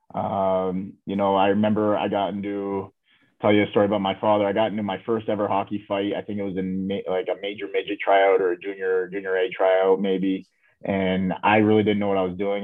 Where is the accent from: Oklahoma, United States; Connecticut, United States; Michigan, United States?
Michigan, United States; growing up in Michigan, I was only about two hours away from Fort Wayne